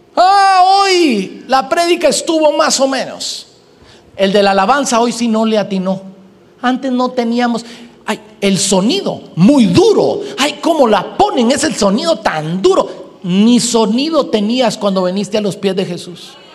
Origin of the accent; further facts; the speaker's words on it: Guatemala; Hoy pastoreo una iglesia creciente en Guatemala, en mi país